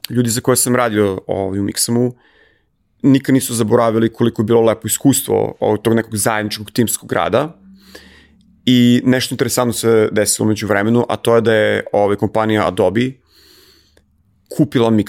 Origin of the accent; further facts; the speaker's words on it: Serbia; moved away; kao Srbin